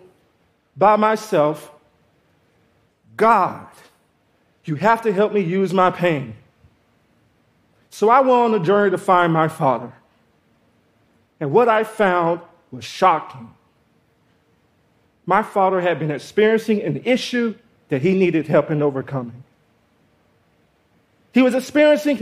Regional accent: Georgia, United States; I grew up in Georgia without my father

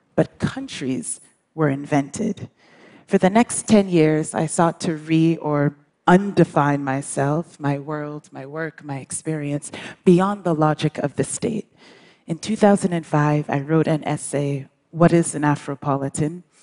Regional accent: Brookline, Massachusetts, United States; also born or lived in England / New York City / Accra, Ghana; grew up in the United States

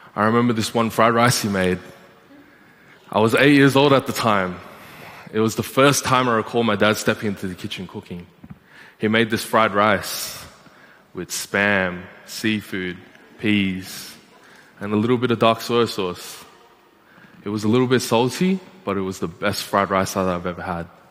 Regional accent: Malaysia; Growing up in Malaysia, the kitchens are outside, just like this.

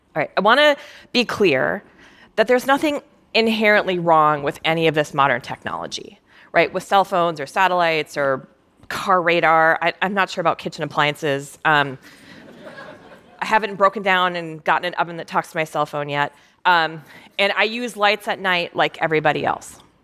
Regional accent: Minnesota, United States; I was growing up in Minnesota

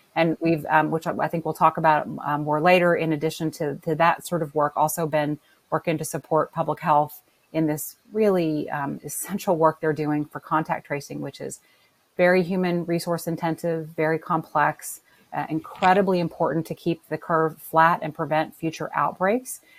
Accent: New Orleans, Louisiana, United States; my hometown of New Orleans

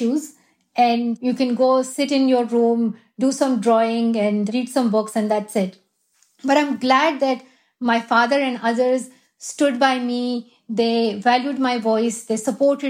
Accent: Swat Valley, Khyber Pakhtunkhwa, Pakistan; moved away; also born or lived in Shangla; I definitely want to go to Pakistan. That is my home country. And I love where I'm from, Swat Valley

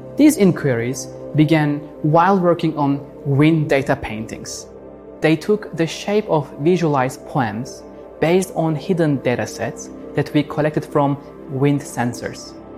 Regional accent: Istanbul, Turkey; moved away as an adult; now in Los Angeles, United States; as a child growing up in Istanbul

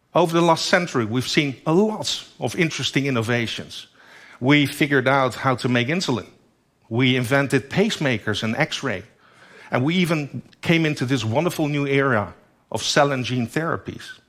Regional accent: Netherlands; In my home country, the Netherlands, only 17 million people live there

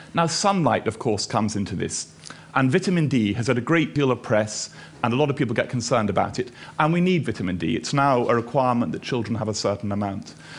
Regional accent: Edinburgh, Scotland, United Kingdom; also born or lived in Australia / Aberdeen; I'm from Edinburgh.

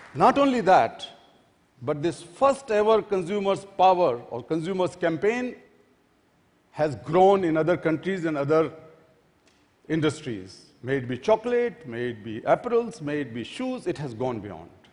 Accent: Delhi, India; my hometown, Delhi

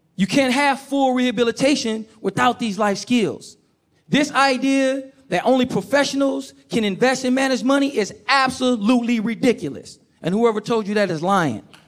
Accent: Oakland, California, United States; I grew up in Oakland, California

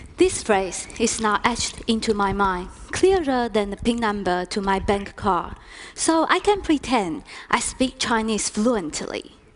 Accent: near Manchester, North West England, United Kingdom; accent: northern; I was born and raised near Manchester in England

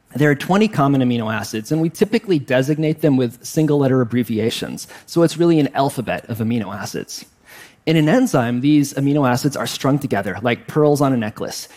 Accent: Wisconsin, United States; I grew up in Wisconsin, so of course I like cheese and the Green Bay Packers

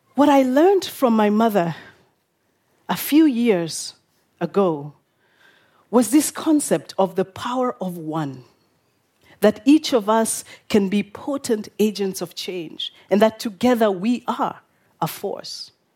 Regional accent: Kenya; I'm from Kenya

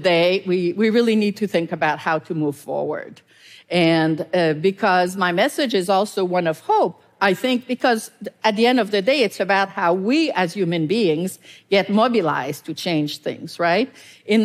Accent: Canada; I'm Canadian

